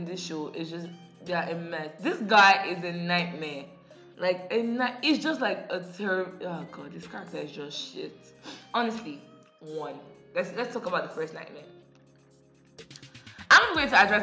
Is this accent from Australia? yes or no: no; Nigeria; I grew up in Nigeria